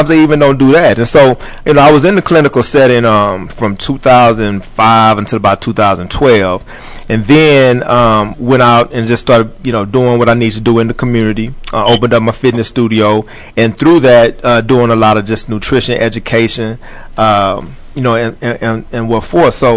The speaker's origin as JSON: {"language": "English", "region": "Texas", "country": "United States", "tie": "born or raised there", "said": "I grew up in Texas."}